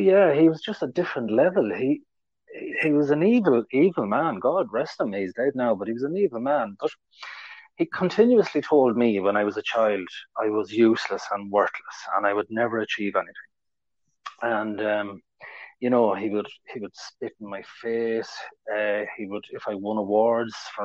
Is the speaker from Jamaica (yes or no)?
no; Ireland; I'm from Ireland.